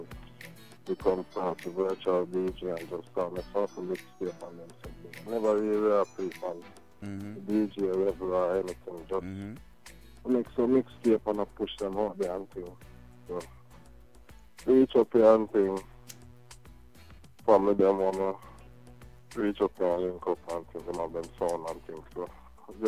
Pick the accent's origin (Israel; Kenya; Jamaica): Jamaica; I'm from Jamaica, born and grow